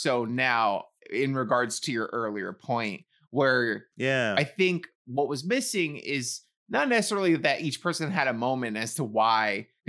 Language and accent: English; New York City, New York, United States; I grew up in the Bronx.